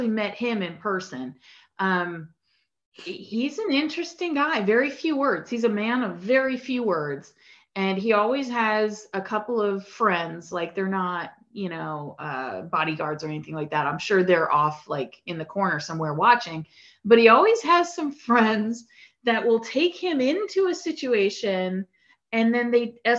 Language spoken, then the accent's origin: English; Metuchen, New Jersey, United States; I remember being a kid growing up in Metuchen, New Jersey